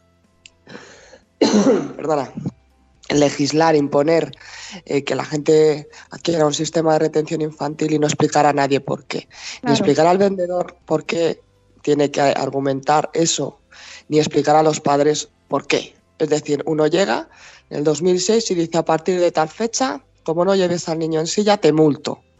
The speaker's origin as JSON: {"language": "Spanish", "country": "Spain", "said": "yo soy española"}